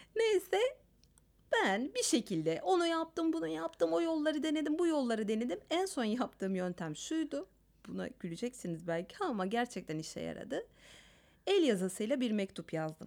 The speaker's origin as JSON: {"language": "Turkish", "region": "Istanbul", "country": "Turkey", "said": "Ben mesela İstanbul Ermenisiyim."}